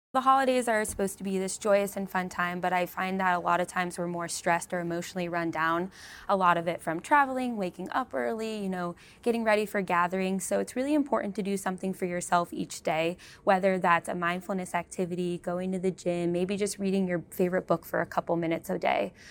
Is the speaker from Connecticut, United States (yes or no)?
no; California, United States; moved away; I'm from California, though, so we did not have real snow